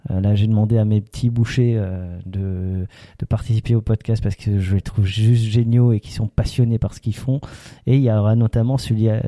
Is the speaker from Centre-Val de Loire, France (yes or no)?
no; Alsace, Grand Est, France; on est alsacien.